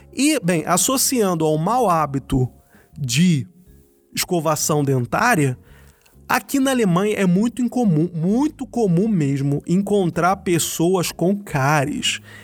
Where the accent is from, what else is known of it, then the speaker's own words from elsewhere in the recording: Rio de Janeiro, Brazil; now in Germany; Eu sou do Rio de Janeiro, eu pegava trem de manhã cedo